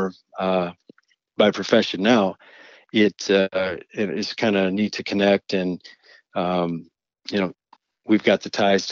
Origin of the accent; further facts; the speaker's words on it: Clare, Michigan, United States; in my hometown, born and raised in Clare, Michigan